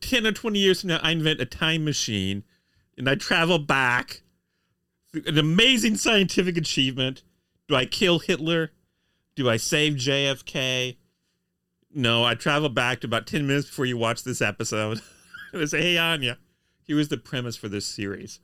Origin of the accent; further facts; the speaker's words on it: United States; we're Americans